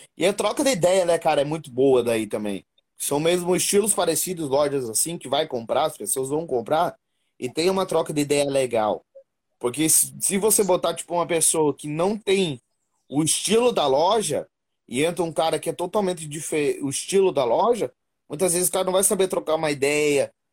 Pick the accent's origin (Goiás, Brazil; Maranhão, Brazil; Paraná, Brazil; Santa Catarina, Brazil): Paraná, Brazil; moved away as an adult; now in São Paulo, Brazil; sou do Paraná